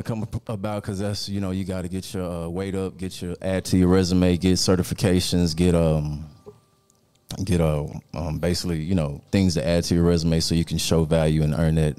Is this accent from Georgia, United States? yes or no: no; Dallas, Texas, United States; I'm from Dallas, from Texas. 39 years old, divorced, two boys.